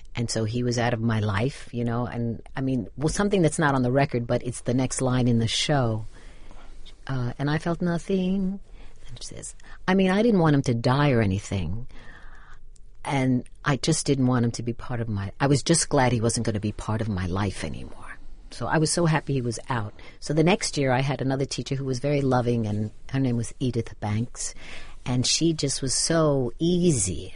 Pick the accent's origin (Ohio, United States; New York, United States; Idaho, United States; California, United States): New York, United States; New York City; also born or lived in Bronx, New York / Manhattan, New York; now in New Jersey, United States; I was raised in Brooklyn